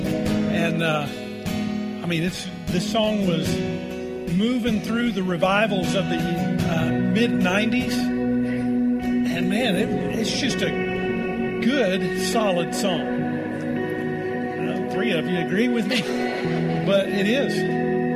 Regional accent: Tornado Alley in Oklahoma, United States; now in Colorado, United States; I'm come from Tornado Alley in Oklahoma

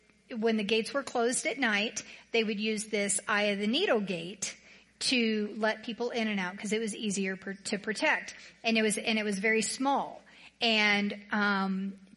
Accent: the South, United States; now in Colorado, United States; I'm from the South

